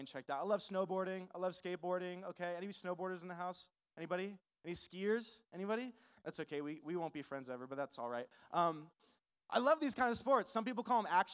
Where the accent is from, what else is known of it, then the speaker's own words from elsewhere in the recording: California, United States; now in Albuquerque, United States; I'm originally not from New Mexico. I'm originally from California.